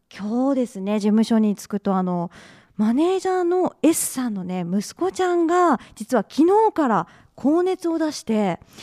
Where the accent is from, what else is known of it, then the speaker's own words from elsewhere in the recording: Usa, Oita, Japan; 出身地は、USA。